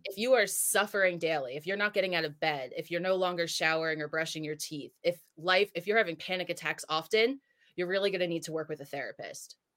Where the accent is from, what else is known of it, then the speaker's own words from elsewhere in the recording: New Jersey, United States; now in San Diego, United States; I'm from Jersey. I live in San Diego now